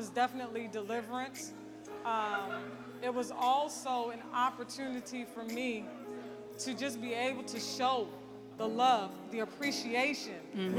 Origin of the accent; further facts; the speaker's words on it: San Antonio, Texas, United States; San Antonio